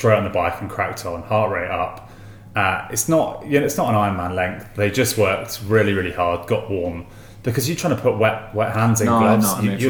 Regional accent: England, United Kingdom; Oh, mate, we're English.

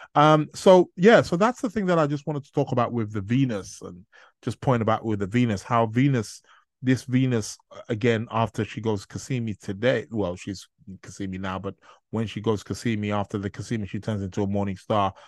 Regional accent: Nigeria; being native Nigerian myself

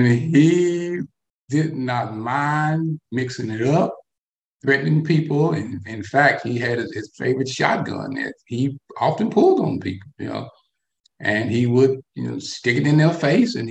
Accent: North Alabama, United States; I am what they would call a Southern boy. Okay. I was born and raised in North Alabama during the 1960s

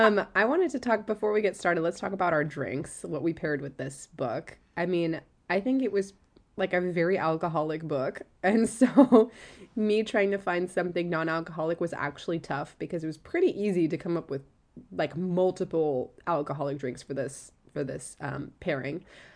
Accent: Seattle, Washington, United States; also born or lived in Orange County; now in San Diego, United States; I'm from Seattle. And I live in Southern California. I've been to LA a lot. I've lived in Orange County. I'm in San Diego right now.

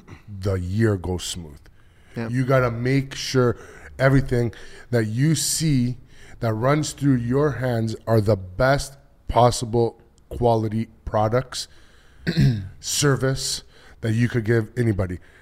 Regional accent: Toronto, Ontario, Canada; I grew up in Toronto.

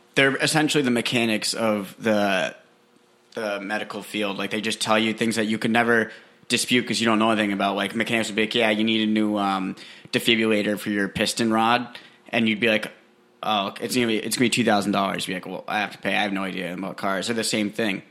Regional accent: New Hampshire, United States; I'm from New Hampshire, a cute little place called New Hampshire.

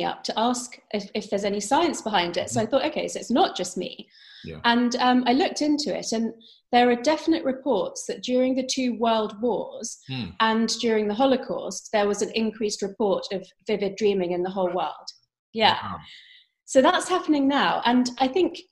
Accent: London, United Kingdom; I was brought up by Indian parents, but I was brought up in London, England.

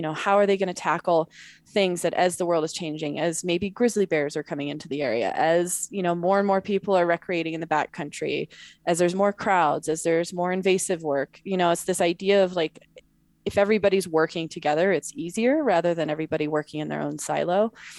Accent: Montana, United States; also born or lived in Wyoming / California; So I was born in Montana, grew up Montana, Wyoming, and very Northern California.

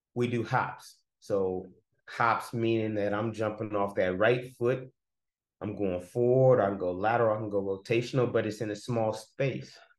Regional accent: Oakland, California, United States; moved away as an adult; also born or lived in Nashville, Tennessee / Texas / Troy, Alabama; now in Atlanta, United States; I'm from Oakland, California, born and raised

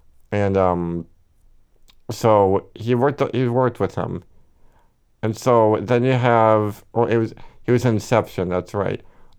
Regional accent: Milwaukee, Wisconsin, United States; We're both from Milwaukee, so they're fantastic.

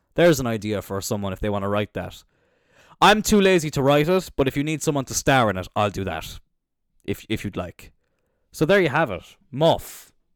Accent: Cork, Munster, Ireland; I'm from Cork

